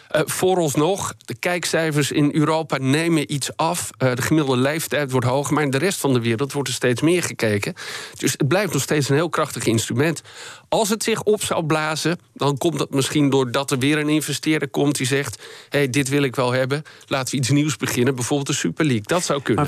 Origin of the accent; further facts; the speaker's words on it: Netherlands; wij als Nederlanders